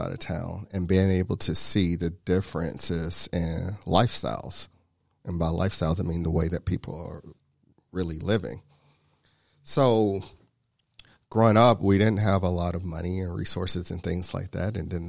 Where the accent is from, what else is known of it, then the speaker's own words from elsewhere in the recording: Chattanooga, Tennessee, United States; now in Georgia, United States; originally from Chattanooga. So I grew up in East Chattanooga. I went to high school in a little town called Soddy Daisy, which is right outside of Chattanooga.